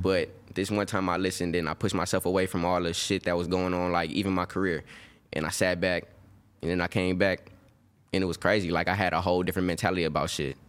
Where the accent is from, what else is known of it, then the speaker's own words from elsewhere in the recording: Birmingham, Alabama, United States; now in California, United States; I'm from Birmingham, Alabama